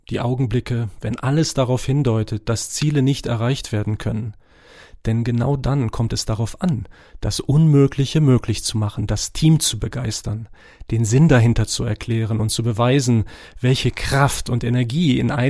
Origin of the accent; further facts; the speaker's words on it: Morocco; German is a second language; now in Germany; Ich bin in Marokko geboren und aufgewachsen und habe dort mein erstes Studium Physik und Chemie absolviert.